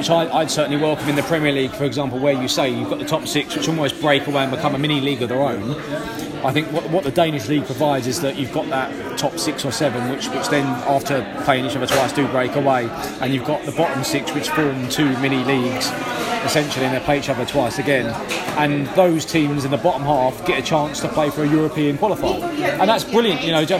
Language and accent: English; Crystal Palace hometown, London, United Kingdom; I'm a Palace fan through and through, and I love seeing my hometown club. I live 20 minutes on the ground